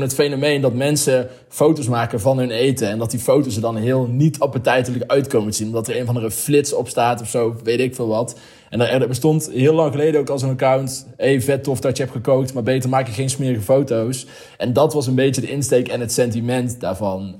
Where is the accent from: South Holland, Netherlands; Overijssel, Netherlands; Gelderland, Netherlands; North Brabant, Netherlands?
North Brabant, Netherlands; Heesch; Ik kom uit Hees, dat ligt onder Os.